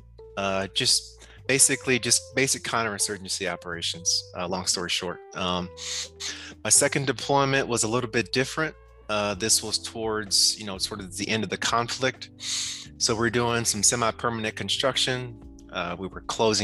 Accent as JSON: {"language": "English", "town": "Toledo", "region": "Ohio", "country": "United States", "also_born_or_lived": "Michigan", "moved": "yes", "said": "I'm from Toledo, Ohio, Northwest Ohio."}